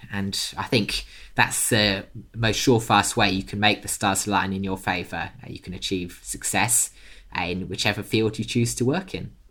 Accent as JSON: {"language": "English", "country": "United Kingdom", "tie": "born or raised there", "accent": "British", "said": "I'm British by birth, you can probably tell from the accent."}